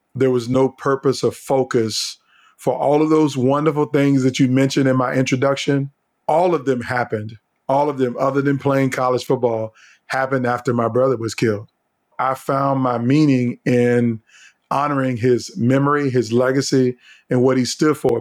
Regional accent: Virginia, United States; moved away as an adult; now in Columbia, United States; I grew up in Virginia came to college in South Carolina to Columbia

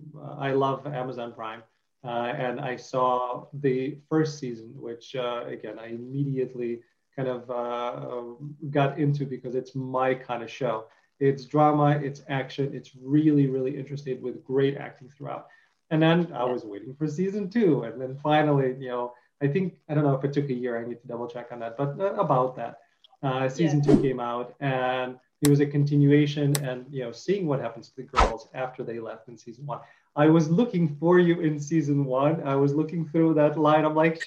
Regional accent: Detroit, Michigan, United States; I have a lot of family in Michigan and I grew up in Detroit a little bit.

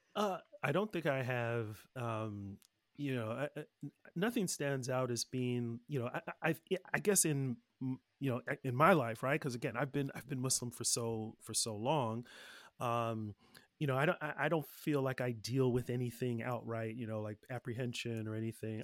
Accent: Los Angeles, California, United States; also born or lived in Oakland / Nigeria; I grew up in the Los Angeles area with a few different phases

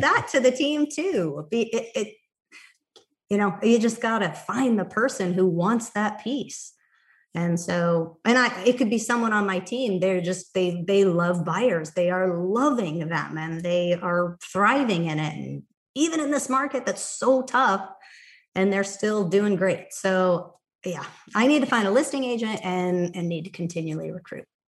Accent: Montana, United States; now in Cave Creek, Arizona, United States; my hometown, Montana.

